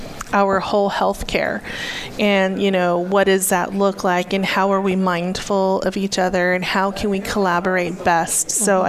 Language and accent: English; Arizona, United States; And I come from the Hopi tribe in northeastern Arizona, and also come from a military family.